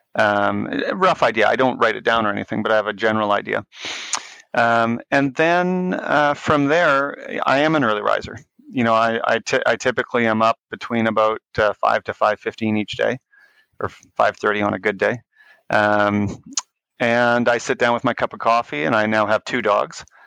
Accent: Winnipeg, Manitoba, Canada; I grew up in Winnipeg, uh, Manitoba, in Canada

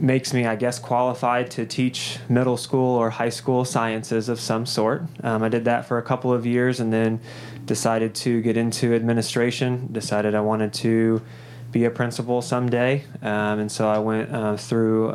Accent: Columbus, Indiana, United States; I'm born and raised right here in Columbus

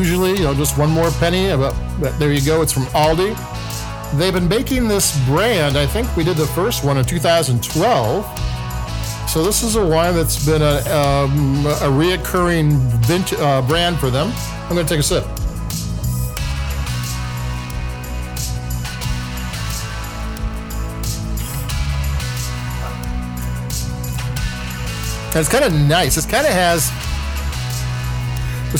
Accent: Chicago, Illinois, United States; I'm from Chicago

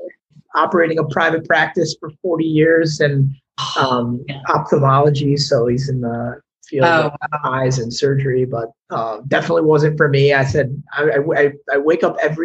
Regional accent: New York area, United States; moved away; also born or lived in Florida; I'm originally from the New York area

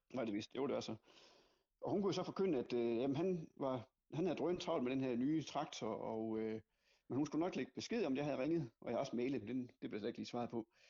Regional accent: West Jutland, Central Denmark Region, Denmark; jeg kommer fra Vestjylland

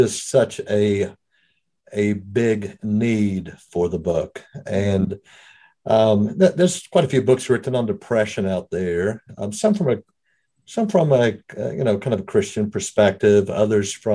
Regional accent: South Africa; accent: brogue; moved away as an adult; now in United States; I was raised in South Africa. Been in the States, though, for the majority of all of my adult life.

